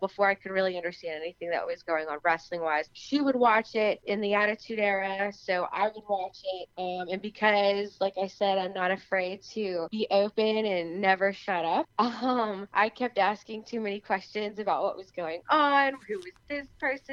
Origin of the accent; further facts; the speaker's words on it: Beverly Hills, California, United States; I'm from Beverly Hills, California, born and raised.